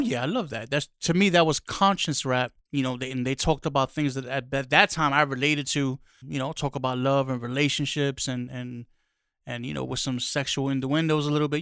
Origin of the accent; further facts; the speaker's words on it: New York City, New York, United States; growing up in the Bronx, lotta, you know, street parties